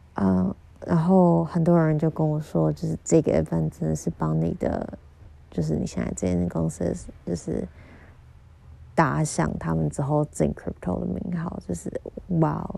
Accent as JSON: {"language": "Chinese", "region": "Kaohsiung", "country": "Taiwan", "said": "我是高雄人"}